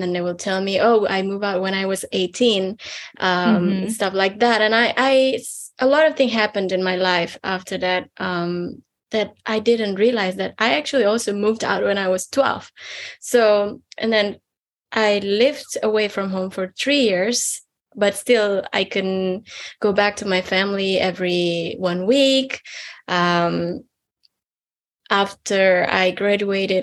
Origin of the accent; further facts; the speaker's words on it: western Indonesia, Indonesia; I am from Indonesia. I come from a very little village in a western part of Indonesia